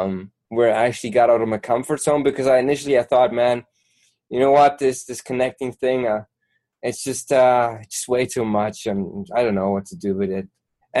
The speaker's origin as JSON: {"language": "English", "country": "Germany", "second_language": "English", "said": "Well, I'm from Germany, man."}